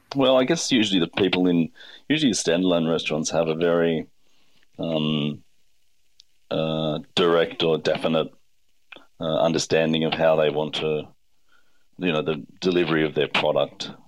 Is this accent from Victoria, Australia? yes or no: no; Blue Mountains, New South Wales, Australia; I grew up in the Blue Mountains, very working class family